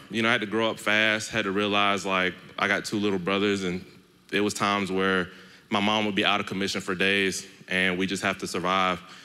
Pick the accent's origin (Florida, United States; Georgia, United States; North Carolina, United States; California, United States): Georgia, United States; Stone Mountain; I'm from Stone Mountain